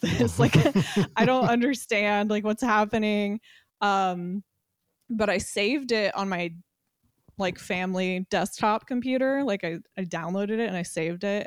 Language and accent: English; Alameda, California, United States; I grew up in Alameda, California, which is like, uh, an island in the San Francisco Bay, very close to Oakland.